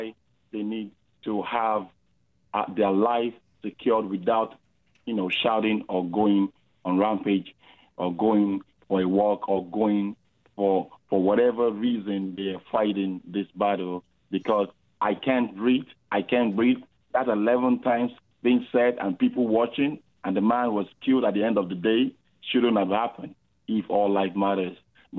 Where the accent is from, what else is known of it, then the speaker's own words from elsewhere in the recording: Canada; If truly I'm a Canadian